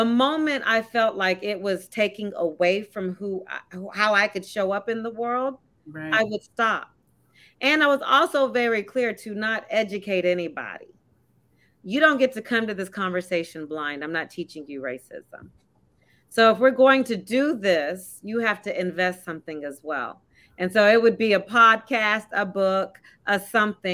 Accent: Texas, United States; moved away as an adult; now in New Jersey, United States; I'm from Texas

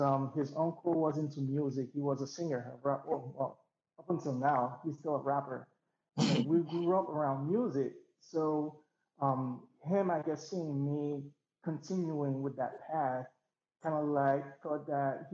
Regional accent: Port-au-Prince, Ouest, Haiti; also born or lived in New York; now in Austin, United States; I'm from Port-au-Prince and I grew up there.

